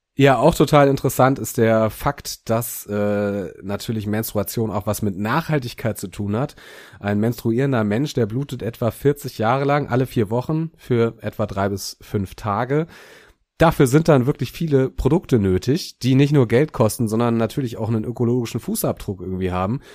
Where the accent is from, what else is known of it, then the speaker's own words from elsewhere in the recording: Germany; hier bei uns in Deutschland